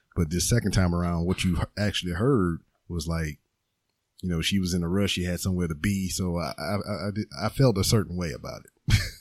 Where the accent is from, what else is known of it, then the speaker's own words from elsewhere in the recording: Lake Charles, Louisiana, United States; now in Houston, United States; I am not like from here. I'm from like uh, Lake Charles, which is two hours away from Texas